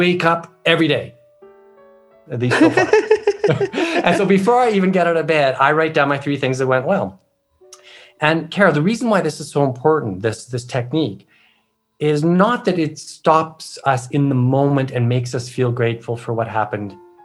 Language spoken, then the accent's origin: English; Canada; I'm Canadian